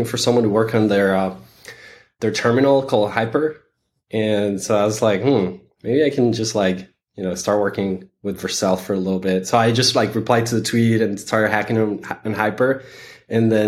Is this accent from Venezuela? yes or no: yes; Venezuela; moved away; also born or lived in San Francisco; I am originally from Venezuela